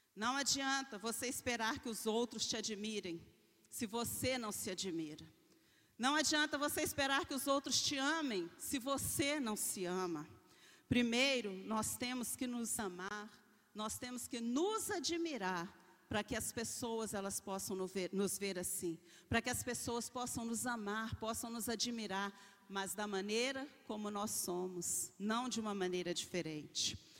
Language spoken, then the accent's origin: Portuguese; Belo Horizonte, Minas Gerais, Brazil; eu nasci na periferia, numa favela em Belo Horizonte, uma das mais perigosas